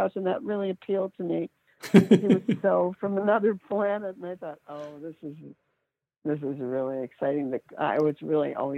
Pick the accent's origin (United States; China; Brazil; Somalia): United States; Cleveland, Ohio; I grew up in Cleveland, Ohio